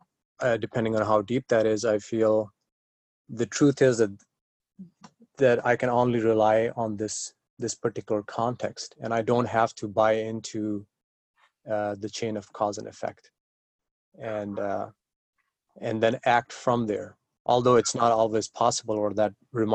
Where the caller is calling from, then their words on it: San Diego, California, United States; Oh, I'm right now in San Diego, California.